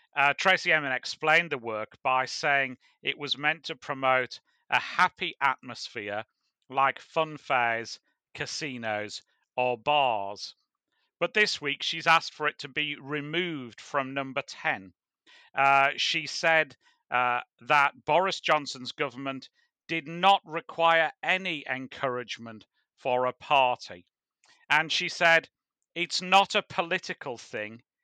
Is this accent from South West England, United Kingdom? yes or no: no; Hartlepool, North East England, United Kingdom; my hometown club is Hartlepool United